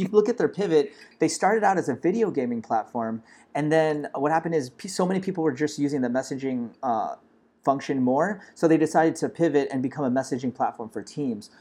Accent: Los Angeles, California, United States; I'm actually a Filipino American, born and raised in Los Angeles

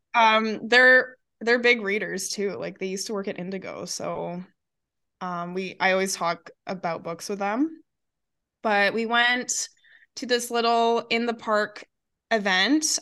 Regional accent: Alberta, Canada; we're from Alberta

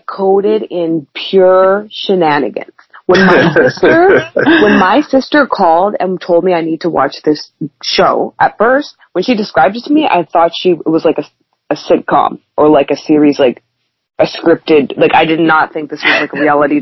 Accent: Canada; being Canadian

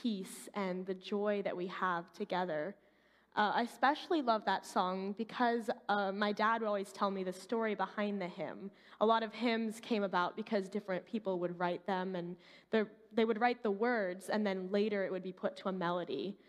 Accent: Colorado, United States; My parents are Canadian. I grew up in Colorado

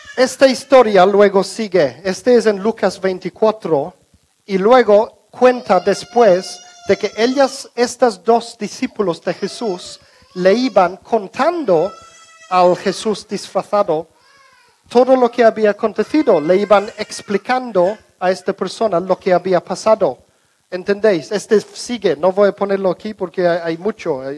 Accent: England, United Kingdom; Spanish is a second language; moved away; la casa donde crecimos en Inglaterra

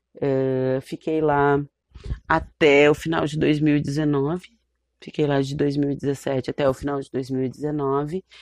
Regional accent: Porto Alegre, Rio Grande do Sul, Brazil; uma pessoa como eu que saiu lá do Morro do Curral. Saiu nada, porque eu continuo lá, minha família está lá, eu estou lá, meus amigos, minhas amigas estão lá. Foi lá que eu estudei

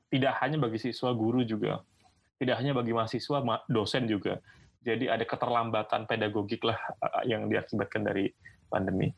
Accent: Singkawang, West Kalimantan, Indonesia; also born or lived in Pontianak / Melbourne; asalnya itu dari Singkawang, bro. Singkawang. Singkawang. Kalbar. Yes, Kalimantan Barat

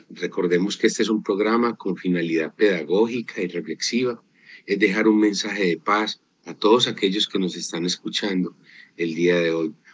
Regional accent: Arauca, Colombia; moved away as an adult; now in Antioquia, Colombia; Soy del departamento de Arauca.

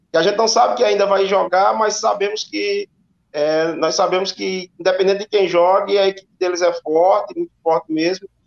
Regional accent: Juazeiro do Norte, Ceará, Brazil; Eu sou de Juazeiro, né? É, boa parte da minha carreira é como atleta atleta foi na região do Cariri

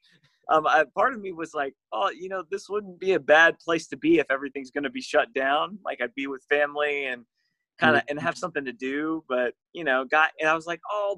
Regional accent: Orange Park, Florida, United States; At the church that I grew up at in Orange Park, Florida

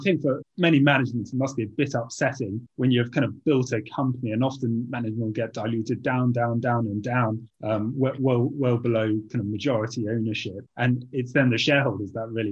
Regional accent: England, United Kingdom; also born or lived in China / London; So while I come from England, I did university in China.

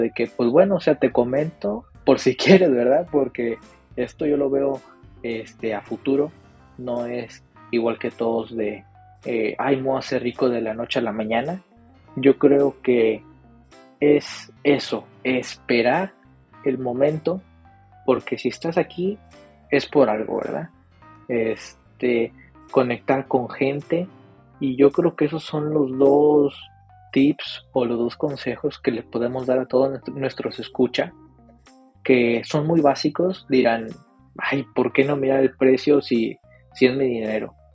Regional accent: Mexico; Bueno, CryptoReu y yo somos de México, pero como quiera la distancia es, es mucha.

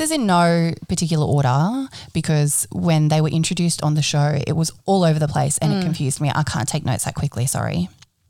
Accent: Sydney, New South Wales, Australia; now in Central Coast, Australia; I grew up in Bidjigal country in Bankstown, Southwest Sydney

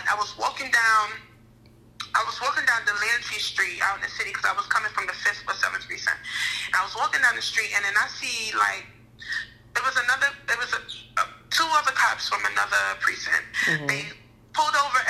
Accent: New York City, New York, United States; also born or lived in Crown Heights, Brooklyn; I was in Brooklyn, yeah, but I was from Bed-Stuy

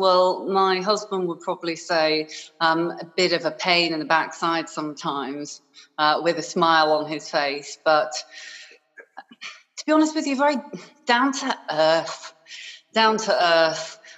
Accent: Harrogate, Yorkshire and the Humber, United Kingdom; also born or lived in Hong Kong; from the age of six, I grew up in Yorkshire, in Harrogate, in a little town, which is very, very lovely indeed.

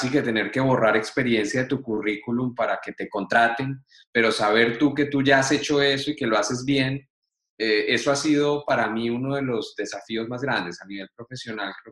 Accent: Colombia; moved away as an adult; now in Spain; yo soy colombiano.

